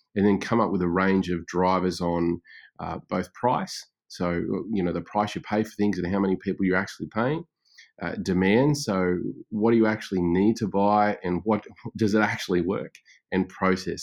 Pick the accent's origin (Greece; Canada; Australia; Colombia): Australia; also born or lived in Brisbane; I am Australian, and obviously, and, uh, based in Brisbane with my family at the moment